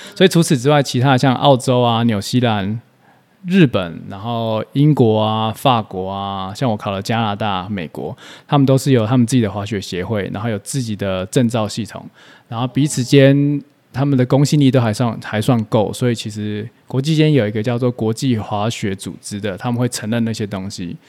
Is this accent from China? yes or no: no; Taipei, Taiwan; 我在台北长大